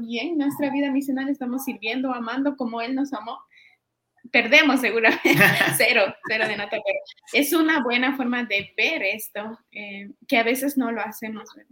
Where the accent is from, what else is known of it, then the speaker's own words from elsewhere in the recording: Peru; moved away as an adult; also born or lived in Guatemala; now in Guatemala City, Guatemala; yo vengo de Perú, estoy ya hace ocho años en Guatemala